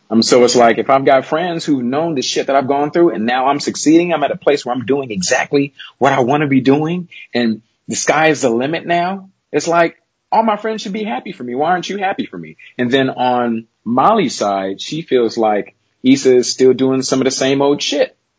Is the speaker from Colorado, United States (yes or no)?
no; Los Angeles, California, United States; Born and raised in South Central L.A., and I still live here today